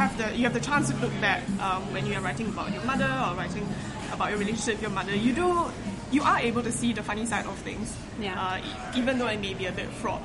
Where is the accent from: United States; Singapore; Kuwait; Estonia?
Singapore; now in London, United Kingdom; I am from Singapore, but I'm currently based in London right now